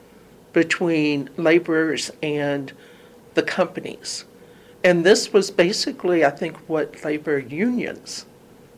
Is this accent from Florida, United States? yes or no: no; Louisville, Kentucky, United States; moved away as an adult; now in Toledo, United States; I grew up in Louisville, Kentucky, moved here when I got my job at the library in 1978.